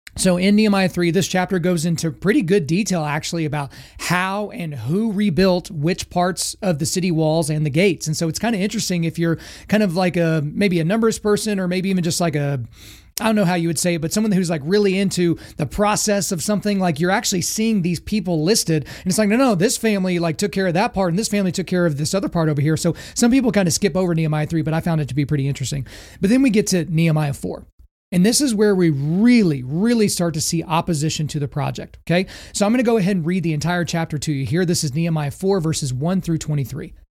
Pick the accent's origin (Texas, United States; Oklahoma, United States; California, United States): Oklahoma, United States; I grew up in Oklahoma